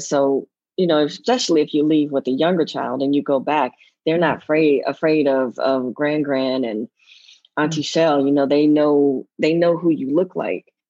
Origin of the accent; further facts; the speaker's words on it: United States; moved away as an adult; also born or lived in Zimbabwe / South Africa; now in Nigeria; being an American